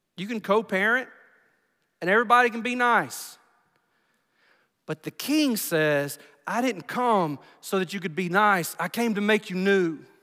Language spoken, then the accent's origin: English; United States; I'm from Bibb County.